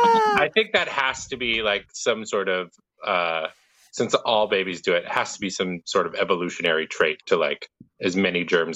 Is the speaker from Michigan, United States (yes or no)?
yes; Michigan, United States; I am from Michigan, America's High Five.